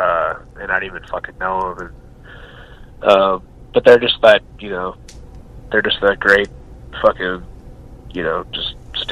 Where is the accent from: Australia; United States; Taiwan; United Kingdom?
United States; Colville, Washington; I was born in Colville, Washington, which is a town about 80 miles north of here. It's a small logging town.